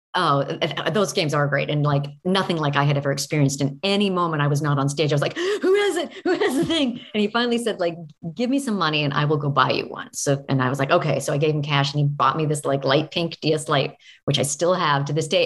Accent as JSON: {"language": "English", "region": "Oregon", "country": "United States", "tie": "born or raised there", "said": "I grew up in Oregon"}